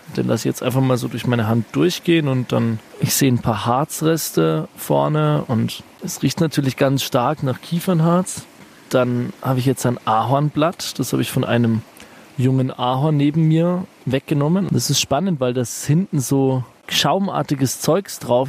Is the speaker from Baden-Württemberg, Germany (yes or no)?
no; Franconia, Bavaria, Germany; Also in meiner Heimat